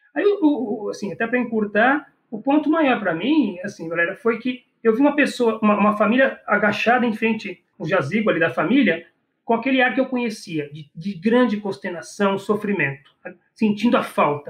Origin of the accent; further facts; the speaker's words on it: Brazil; Eu, enquanto brasileiro